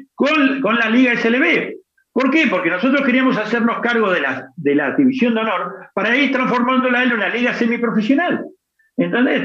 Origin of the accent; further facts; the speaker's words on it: Argentina; now in Spain; yo soy argentino